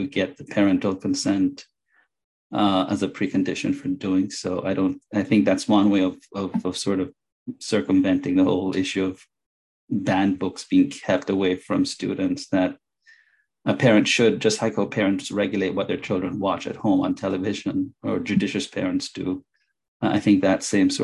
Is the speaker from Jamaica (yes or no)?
yes; Jamaica; now in Illinois, United States; I went to school and I grew up in Jamaica, went to a very strict private Catholic school